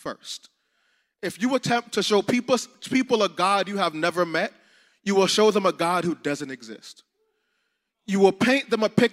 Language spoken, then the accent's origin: English; South Florida, United States; we're from South Florida, so we know it gets hot.